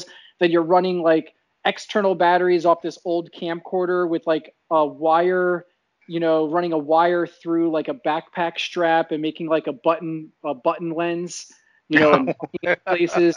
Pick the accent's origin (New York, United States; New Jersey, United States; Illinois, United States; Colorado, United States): New Jersey, United States; moved away as an adult; also born or lived in central Florida; now in Florida, United States; I moved back to my hometown in New Jersey